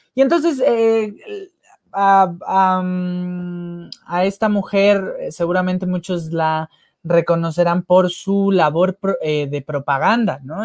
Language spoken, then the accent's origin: Spanish; Mexico; como sociedad mexicana